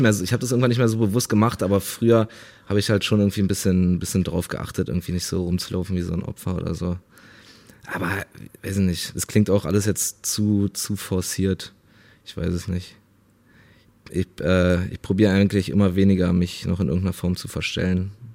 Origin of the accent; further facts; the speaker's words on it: Berlin, Germany; ich bin halt in Berlin aufgewachsen, in, in Neukölln so äh, viele, viele Ausländer um mich herum.